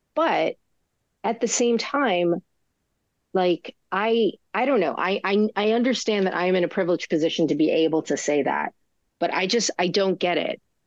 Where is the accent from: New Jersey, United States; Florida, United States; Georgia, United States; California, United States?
New Jersey, United States; I'm from New Jersey